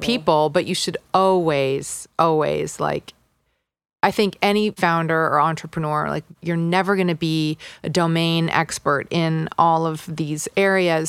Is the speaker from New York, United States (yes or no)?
yes; New York City, New York, United States; moved away; also born or lived in Los Angeles; I grew up in New York City